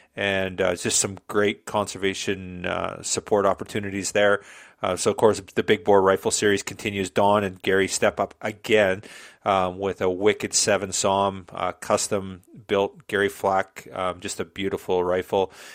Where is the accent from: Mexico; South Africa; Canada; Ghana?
Canada; Southern Alberta; born and bred in Southern Alberta, grew up on a farm in the middle of nowhere.